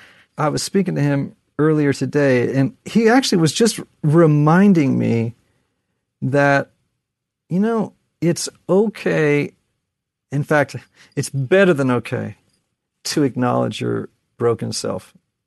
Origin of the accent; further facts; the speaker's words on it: Connecticut, United States; And I'm from Connecticut, so this is going to sound terrible.